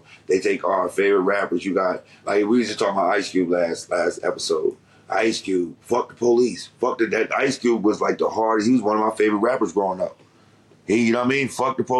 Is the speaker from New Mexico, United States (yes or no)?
no; Detroit, Michigan, United States; also born or lived in Washington, D.C. / Baltimore; but I grew up in, like I said, Detroit, D.C., in the Baltimore area.